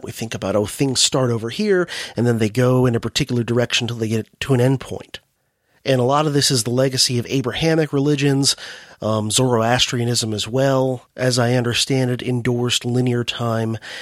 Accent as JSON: {"language": "English", "country": "United States", "said": "my home country, the U S"}